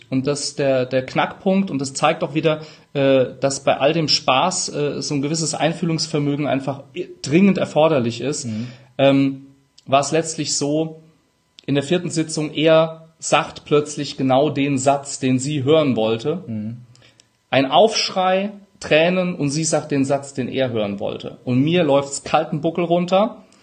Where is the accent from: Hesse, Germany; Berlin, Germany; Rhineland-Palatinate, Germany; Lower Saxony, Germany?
Rhineland-Palatinate, Germany; accent: Palatine; Brechstange, ich bin Pfälzer, manchmal SCH statt CH.